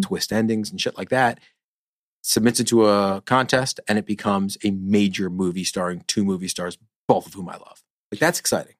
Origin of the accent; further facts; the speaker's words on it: New York, United States; I'm from New York